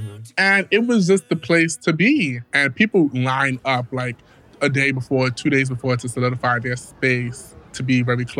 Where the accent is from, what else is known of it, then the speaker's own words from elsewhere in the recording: New York City, New York, United States; I am from the Bronx, New York.